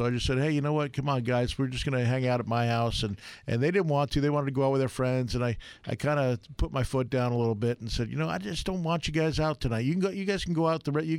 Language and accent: English; New York, United States; moved away; I grew up in New York